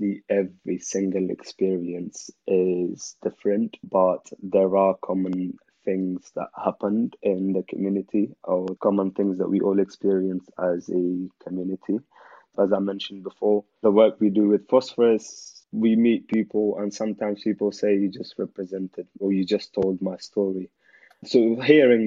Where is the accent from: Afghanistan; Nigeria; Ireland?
Afghanistan; now in United Kingdom; I had as a child growing up in Afghanistan